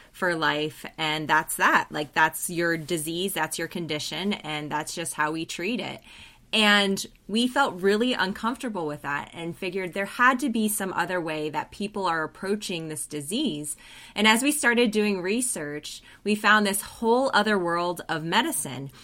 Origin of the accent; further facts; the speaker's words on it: Colorado, United States; moved away as an adult; also born or lived in New Zealand; I'm originally from Colorado, but went to New Zealand